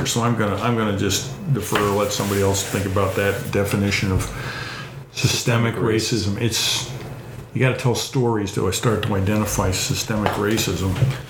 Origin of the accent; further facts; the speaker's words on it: Levittown, New York, United States; So I'm growing up in Levittown where it was a potato field. Mr. Levitt built all these houses.